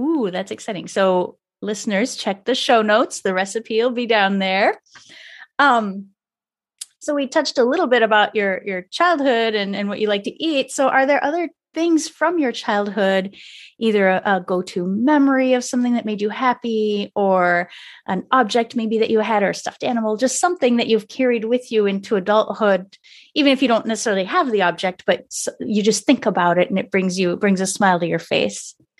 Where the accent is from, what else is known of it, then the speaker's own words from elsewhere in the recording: Canada; I'm French Canadian